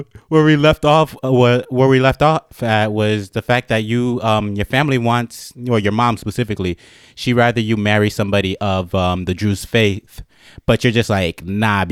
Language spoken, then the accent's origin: English; United States; I was born and raised in America